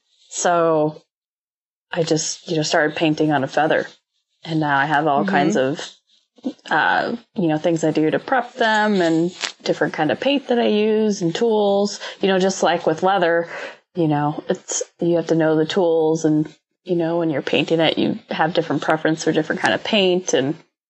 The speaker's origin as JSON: {"language": "English", "town": "Worden", "region": "Montana", "country": "United States", "tie": "born or raised there", "said": "I grew up in Warden"}